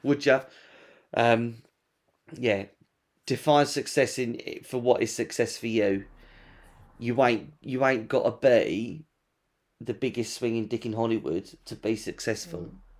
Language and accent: English; England, United Kingdom